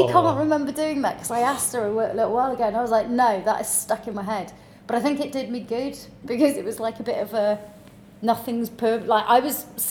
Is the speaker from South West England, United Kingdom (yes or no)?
yes; Cornwall, South West England, United Kingdom; I was born in Cornwall, in a very, very small village under a rock, so in between Truro and Falmouth.